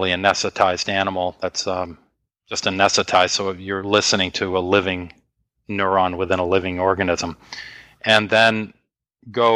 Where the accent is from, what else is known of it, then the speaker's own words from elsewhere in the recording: Maine, United States; moved away as an adult; also born or lived in North Carolina; I'm from Maine and my wife's from Maine, and we moved to North Carolina